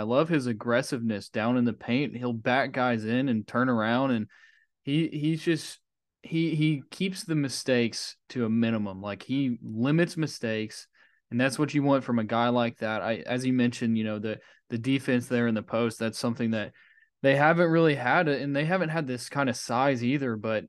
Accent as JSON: {"language": "English", "town": "Conway", "region": "Arkansas", "country": "United States", "tie": "born or raised there", "said": "I grew up in Central Arkansas in Conway"}